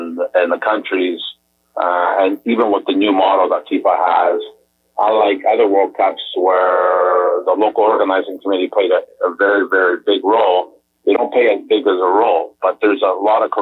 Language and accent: English; Canada; as a Canadian